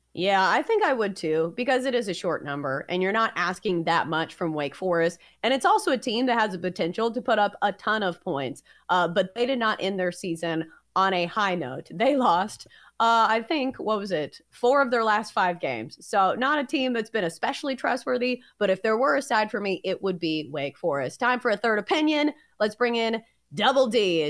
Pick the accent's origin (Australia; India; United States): United States; Middle Tennessee; I am from Middle Tennessee